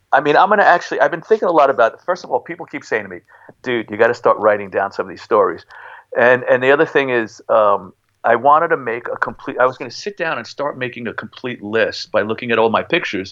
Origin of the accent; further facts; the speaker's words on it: New York City, New York, United States; accent: Bronx; I grew up in Highbridge, which is right up the block from Yankee Stadium